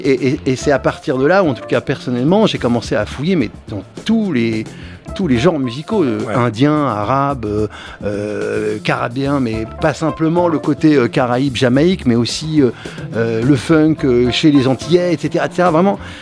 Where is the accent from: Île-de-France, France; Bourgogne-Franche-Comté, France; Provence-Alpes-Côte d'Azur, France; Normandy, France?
Île-de-France, France; Cachan; mon quartier, de là où je viens, de Cachan